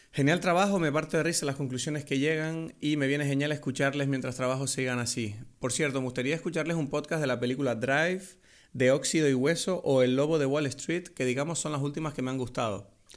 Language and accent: Spanish; Canary Islands, Spain; accent: Canarian; hablar canario de nuevo